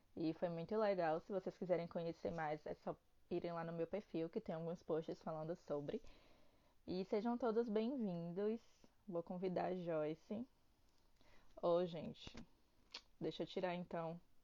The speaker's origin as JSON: {"language": "Portuguese", "town": "Salvador", "region": "Bahia", "country": "Brazil", "said": "eu sou baiana"}